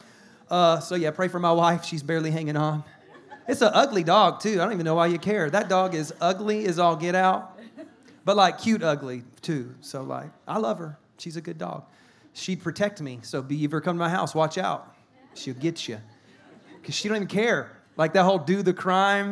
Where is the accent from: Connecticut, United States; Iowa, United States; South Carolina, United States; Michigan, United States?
South Carolina, United States; moved away; also born or lived in California; I'm from South Carolina